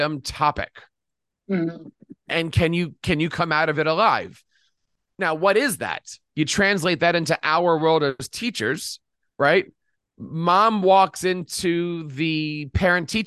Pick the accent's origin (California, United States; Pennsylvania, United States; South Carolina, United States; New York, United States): Pennsylvania, United States; Philadelphia; Philadelphia, my hometown